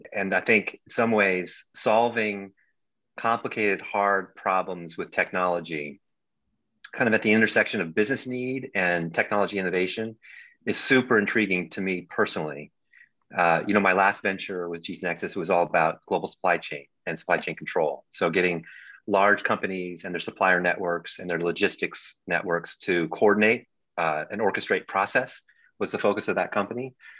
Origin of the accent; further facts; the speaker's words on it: Bangkok, Thailand; also born or lived in New Delhi, India; I lived abroad for a lot of my life. I grew up in Bangkok, Thailand, in New Delhi, India, where my father was with the State Department.